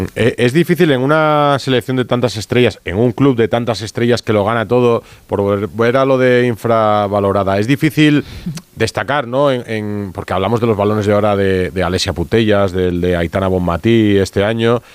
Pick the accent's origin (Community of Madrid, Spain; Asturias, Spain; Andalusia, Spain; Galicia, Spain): Asturias, Spain; en mi pueblo, en Asturias